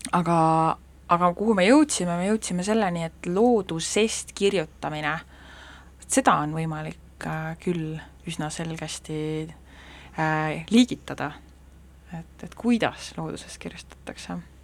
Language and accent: Estonian; Saare County, Estonia; olen saarlane